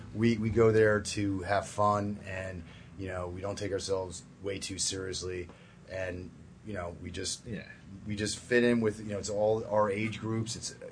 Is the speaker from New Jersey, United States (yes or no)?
yes; New Jersey, United States; I'm from Central